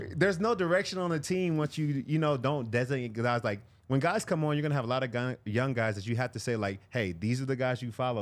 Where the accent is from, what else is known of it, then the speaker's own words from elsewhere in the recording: California, United States; I'm from California